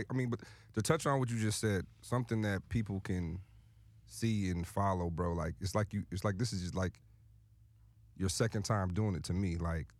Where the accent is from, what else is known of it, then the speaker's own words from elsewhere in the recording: Lansing, Michigan, United States; Listen, I'm from Lansing, Michigan originally.